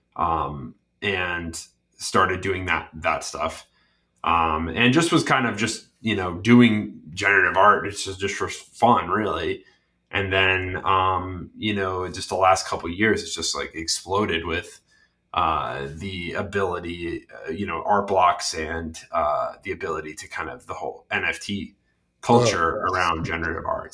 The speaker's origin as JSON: {"language": "English", "town": "Cranston", "region": "Rhode Island", "country": "United States", "tie": "born or raised there", "moved": "yes", "lives_now": "Massachusetts, United States", "said": "I grew up in Cranston, Rhode Island"}